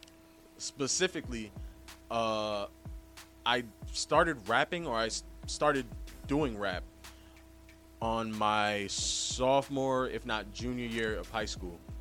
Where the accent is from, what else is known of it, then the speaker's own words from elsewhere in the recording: New York City, New York, United States; I'm a Bronx native. I was born not too far away from here.